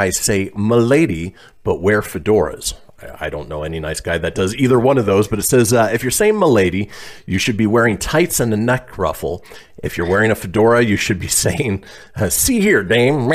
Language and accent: English; Southern California, United States; moved away; also born or lived in Minnesota; I grew up in Southern California, and you would say, oh man, that's cool or that's rad. Well, we moved to Minnesota